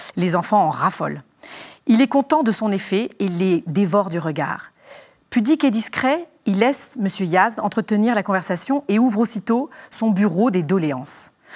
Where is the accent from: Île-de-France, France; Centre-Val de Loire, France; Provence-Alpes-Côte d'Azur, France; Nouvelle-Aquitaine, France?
Île-de-France, France; Légion d'honneur boarding school; also born or lived in Dordogne; j'ai grandi à la Légion d'honneur dans, une pension de filles